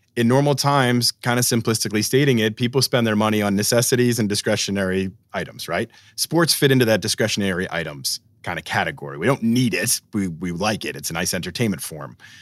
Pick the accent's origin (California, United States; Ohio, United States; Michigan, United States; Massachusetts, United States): Massachusetts, United States; Boston; growing up in Boston